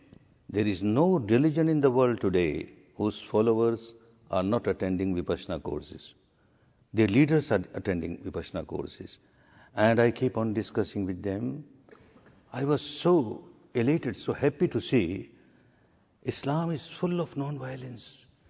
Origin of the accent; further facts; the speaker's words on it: Myanmar; now in India; My third course or fourth course in India when I came from Burma